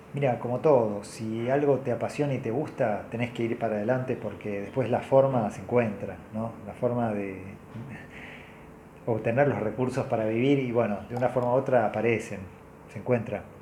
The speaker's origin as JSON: {"language": "Spanish", "country": "Argentina", "said": "soy argentino"}